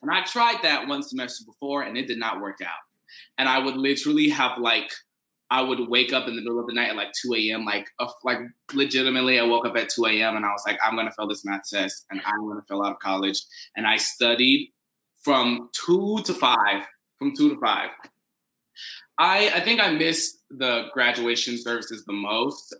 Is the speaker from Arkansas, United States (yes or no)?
no; Paducah, Kentucky, United States; moved away; also born or lived in Indiana; I am from Paducah, Kentucky